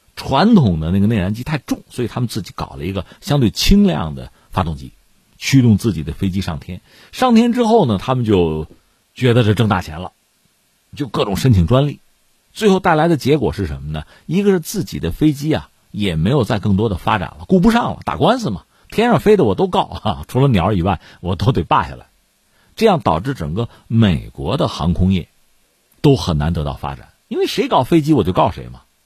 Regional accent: China; 作为中国人嘛

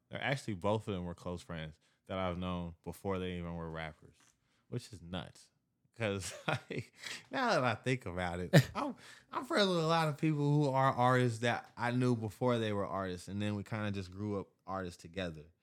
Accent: Kansas City, Missouri, United States; moved away as an adult; now in Dallas, United States; I'm a brand from Kansas City. I'm living now in Dallas, but I'm all over the place.

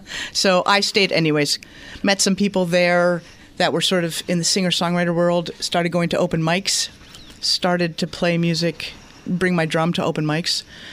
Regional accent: Montreal, Quebec, Canada; moved away as an adult; now in United States; I am from Montreal, yes.

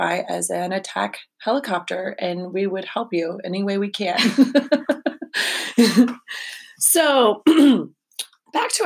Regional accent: Texas, United States; now in Pittsburgh, United States; I'm from Texas originally

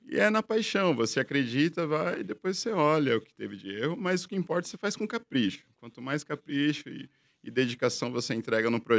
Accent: São Paulo, Brazil; Eu sou da região do ABC, então tinha muita demanda.

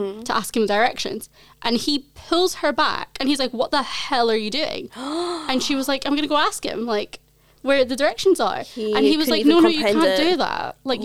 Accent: Scotland, United Kingdom

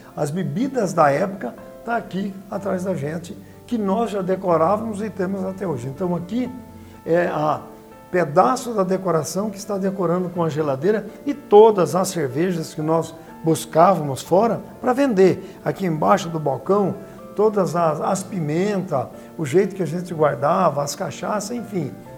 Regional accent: Tupã, São Paulo, Brazil; also born or lived in Adamantina; eu nasci em Adamantina, viemos para Tupã com. Eu tinha nove anos, na década de 60

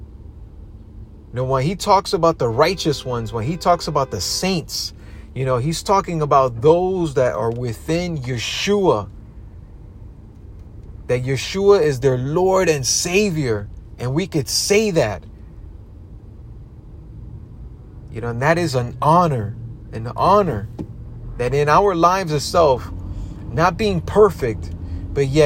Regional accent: New York, United States; I grew up in New York

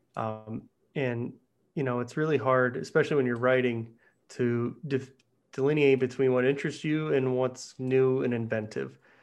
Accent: Pittsburgh, Pennsylvania, United States; growing up in Pittsburgh

